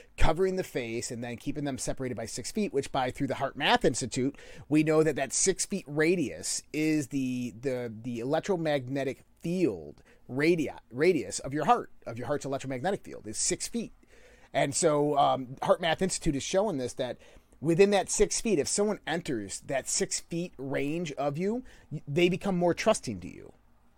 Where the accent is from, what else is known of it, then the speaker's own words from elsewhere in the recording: Scotland, United Kingdom; Yeah. I'm from the Highlands of Scotland. … So yeah, I'm immortal.